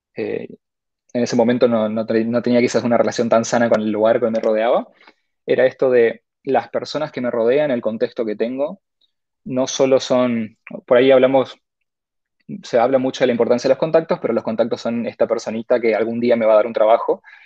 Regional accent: Corrientes, Argentina; moved away as an adult; now in Buenos Aires, Argentina; soy correntino, nací en Corrientes Capital, creo que hasta los 23, 24 años estuve ahí

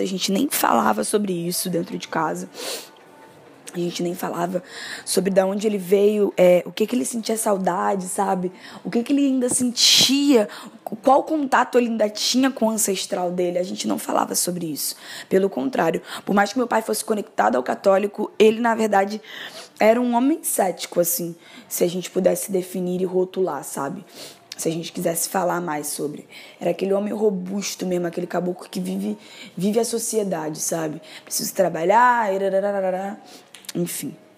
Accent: Rio de Janeiro, Brazil; sou moradora do Complexo do Alemão aqui do Rio de Janeiro. E desde que eu me entendo por gente, eu sou carioca

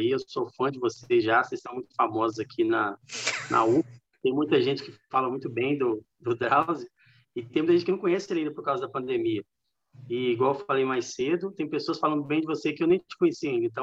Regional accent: São Paulo, Brazil; born there; eu nasci em São Paulo, na cidade de São Paulo mesmo. Meus pais são mineiros, eles se casaram e foram para São Paulo na década de 80. E aí eu e meus irmãos nascemos lá

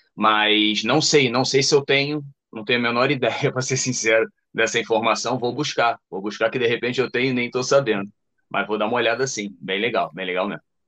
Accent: Rio de Janeiro, Brazil; meu sotaque já entrega, eu sou do Rio de Janeiro, e vindo aqui para o meu estado

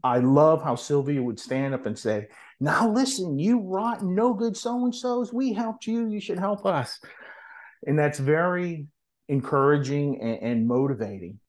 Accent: New Orleans, Louisiana, United States; now in Hattiesburg, United States; originally I'm from New Orleans, but now I live in Hattiesburg, Mississippi

